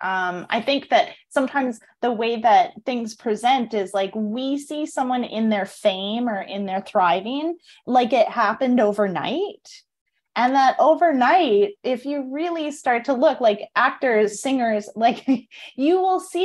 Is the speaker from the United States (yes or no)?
no; Canada; moved away as an adult; now in Costa Rica; I'm from Canada